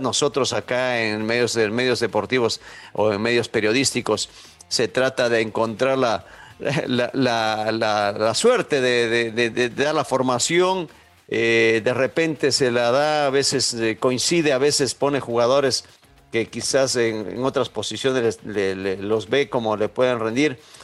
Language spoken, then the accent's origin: Spanish; Ecuador; nosotros, los ecuatorianos